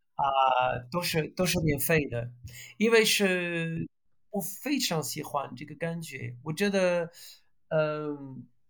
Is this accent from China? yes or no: no; France; Chinese is a second language; moved away as an adult; also born or lived in Belgium / United Kingdom / United States; now in Portugal; 我是法国人，我是，现在是法语老师